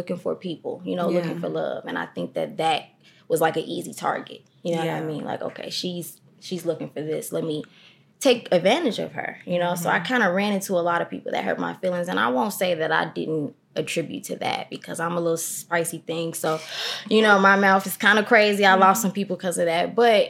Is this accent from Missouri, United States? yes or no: no; Chicago, Illinois, United States; I am from Chicago, from the east side of Chicago. Not the avenues. I'm from South Shore.